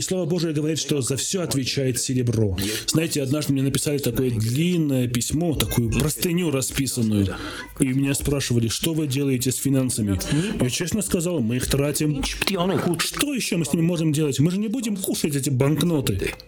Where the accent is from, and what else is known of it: Armenia